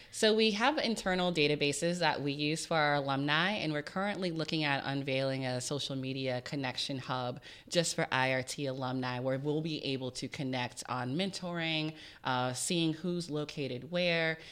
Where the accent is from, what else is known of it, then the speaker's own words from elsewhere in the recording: Richmond, Virginia, United States; I grew up in Richmond, Virginia, low-income family, first gen.